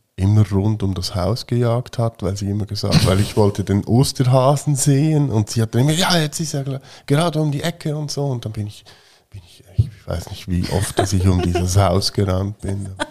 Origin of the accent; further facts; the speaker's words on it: Fricktal, Aargau, Switzerland; ich bin ja im Fricktal aufgewachsen